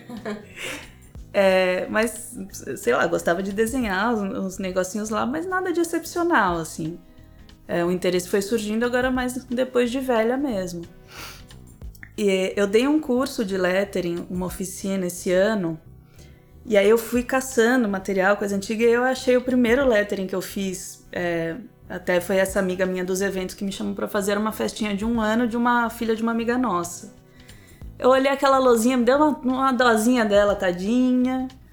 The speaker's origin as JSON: {"language": "Portuguese", "region": "São Paulo", "country": "Brazil", "tie": "born or raised there", "also_born_or_lived": "Rio de Janeiro", "said": "eu nasci no Rio. Eu fui criada em São Paulo, mas eu nasci no Rio."}